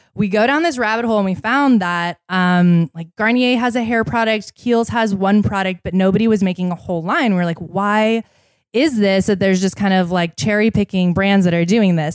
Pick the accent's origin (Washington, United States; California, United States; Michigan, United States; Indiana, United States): Washington, United States; Seattle; I grew up in Seattle